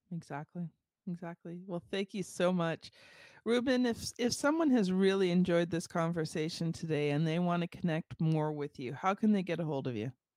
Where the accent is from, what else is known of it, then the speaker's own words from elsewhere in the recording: Ontario, Canada; I am from Canada, and I am from Ontario